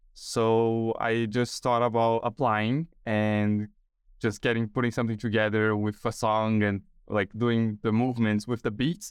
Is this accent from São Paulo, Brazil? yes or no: yes; São Paulo, Brazil; moved away as an adult; now in Australia; I was born and raised in São Paulo, Brazil